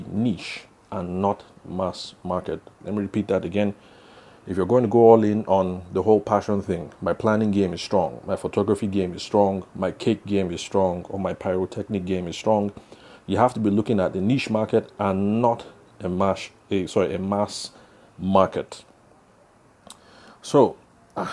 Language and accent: English; Benue, Nigeria; now in Abuja, Nigeria; the area that I will call home, because I'm from Benue State.